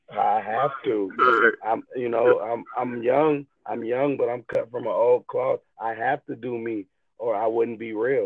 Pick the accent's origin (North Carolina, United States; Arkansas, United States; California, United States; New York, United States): California, United States; moved away; I'm originally from California.